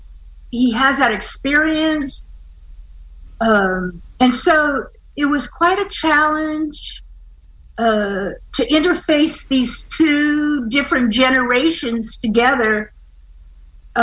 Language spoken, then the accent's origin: English; Hawaii, United States; I'm from Hawaii.